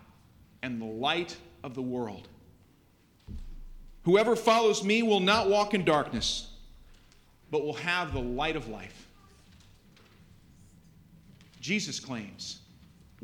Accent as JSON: {"language": "English", "town": "Buffalo", "region": "New York", "country": "United States", "tie": "born or raised there", "said": "my hometown, Buffalo, New York"}